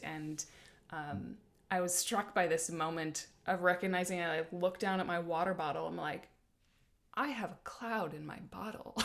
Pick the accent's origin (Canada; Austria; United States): United States; South Dakota; now in Oregon, United States; I grew up in South Dakota under big skies